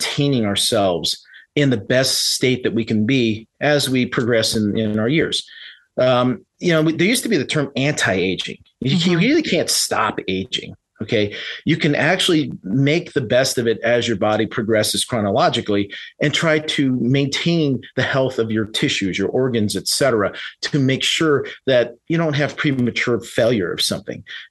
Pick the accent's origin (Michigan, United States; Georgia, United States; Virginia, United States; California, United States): California, United States; San Francisco; moved away as an adult; also born or lived in Reno, Nevada / Florida / Las Vegas, Nevada; I was originally born and raised in San Francisco and up in California